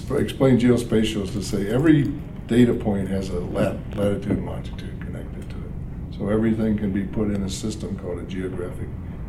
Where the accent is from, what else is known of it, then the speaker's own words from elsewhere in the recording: Kentucky, United States; also born or lived in St. Louis, Missouri; now in Michigan, United States; I grew up in Kentucky.